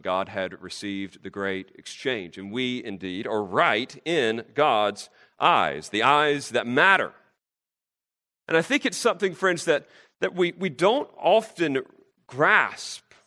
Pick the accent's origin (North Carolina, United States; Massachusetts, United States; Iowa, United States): North Carolina, United States; I'm from North Carolina